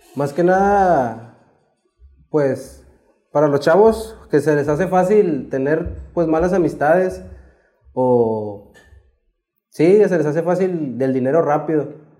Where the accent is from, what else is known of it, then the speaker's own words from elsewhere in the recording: Mexico; nosotros siempre vivimos aquí en Independencia. Desde que cuando yo crecí, este, aquí crecí en Independencia.